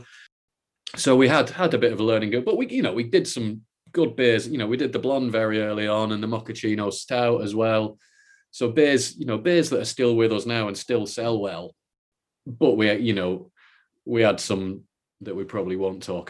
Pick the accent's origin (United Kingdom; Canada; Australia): United Kingdom; Salford, North West England; moved away as an adult; now in Edinburgh, United Kingdom; I'm from Salford, down by Manchester.